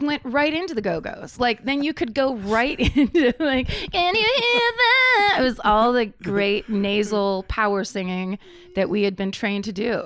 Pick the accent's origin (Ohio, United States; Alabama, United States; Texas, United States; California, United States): California, United States; Petaluma; I grew up in Northern California